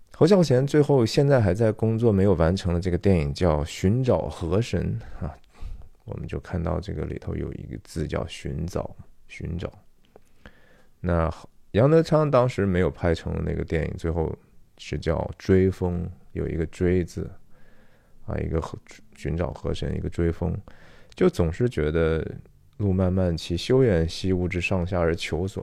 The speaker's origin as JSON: {"language": "Chinese", "country": "China", "said": "我们中国人的家庭是怎么样的"}